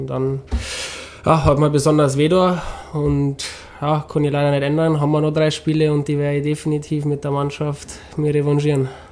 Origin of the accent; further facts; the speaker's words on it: Ingolstadt, Bavaria, Germany; moved away as an adult; now in Rosenheim, Germany; ich war ja gebürtiger Engelstädter und ich habe mal meine Freunde da gehabt